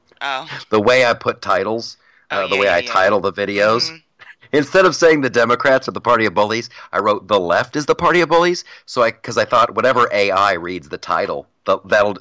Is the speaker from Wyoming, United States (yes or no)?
no; Columbus, Ohio, United States; I'm from Columbus, Ohio